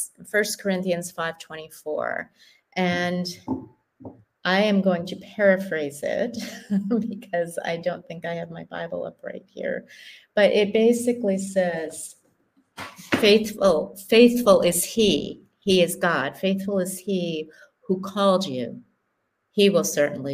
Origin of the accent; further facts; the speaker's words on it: United States; moved away as an adult; now in Kenya; as an American